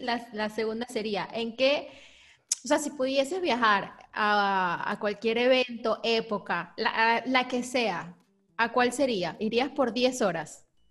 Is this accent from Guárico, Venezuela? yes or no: no; Lechería, Anzoátegui, Venezuela; also born or lived in Caracas; nací en Caracas, pero mi infancia, como mi colegio, la, la pasé en lechería.